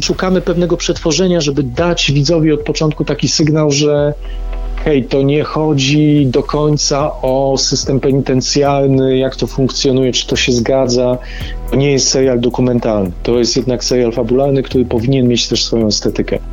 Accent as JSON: {"language": "Polish", "town": "Dąbrowa Górnicza", "region": "Silesian Voivodeship", "country": "Poland", "said": "ja pochodzę z Dąbrowy Górniczej z Zagłębia"}